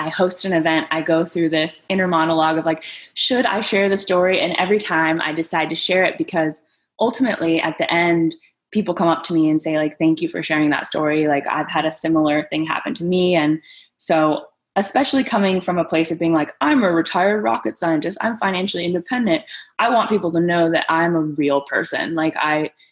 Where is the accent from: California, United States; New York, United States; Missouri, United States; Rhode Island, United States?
California, United States; San Diego; also born or lived in Greece; I grew up in San Diego